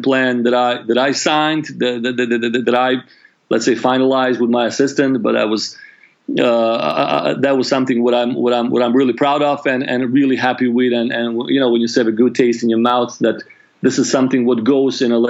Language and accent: English; Croatia; I grew up in Yugoslavia up until the age of 8. I was born in Yugoslavia, and the war broke out when I was 18, 1990.